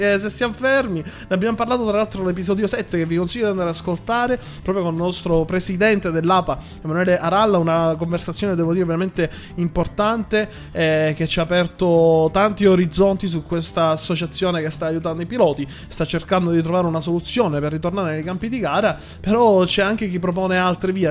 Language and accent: Italian; Sicily, Italy; essendo siciliano delle zone della Targa Florio